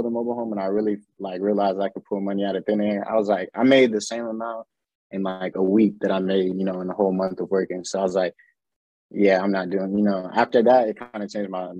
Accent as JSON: {"language": "English", "country": "Panama", "moved": "yes", "lives_now": "Austin, United States", "said": "I'm from Panama"}